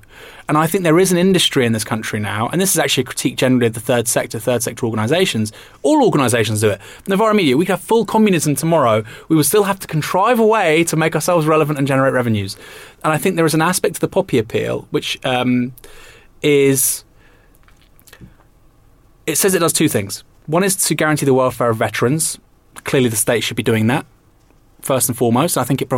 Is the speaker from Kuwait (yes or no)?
no; United Kingdom; as a Brit, you have to take this country for everything it's done, for better and worse.